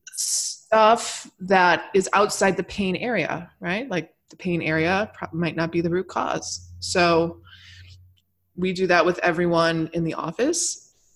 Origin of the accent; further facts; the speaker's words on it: Michigan, United States; I grew up in Michigan